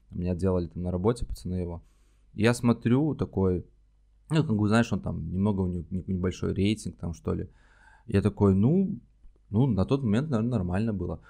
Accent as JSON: {"language": "Russian", "region": "Minsk", "country": "Belarus", "moved": "as an adult", "lives_now": "Moscow, Russia", "said": "я сам из Минска, mm-hmm. нужно пояснить. Я долгое время, я жил 29 лет в Минске"}